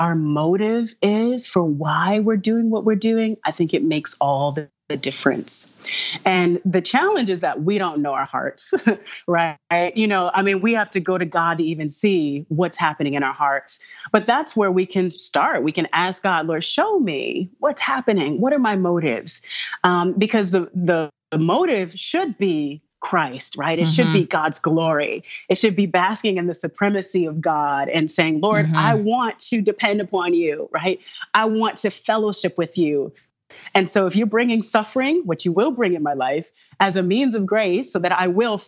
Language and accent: English; Los Angeles, California, United States; moved away; I was raised in Los Angeles